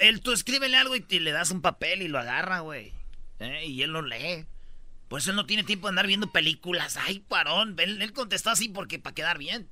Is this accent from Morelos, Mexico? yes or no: no; Michoacán, Mexico; yo soy de Michoacán